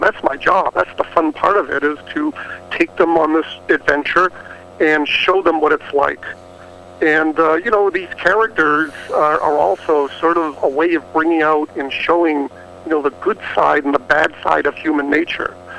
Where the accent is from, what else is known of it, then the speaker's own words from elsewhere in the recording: Plymouth, Massachusetts, United States; I grew up in Boston uh, in the Plymouth area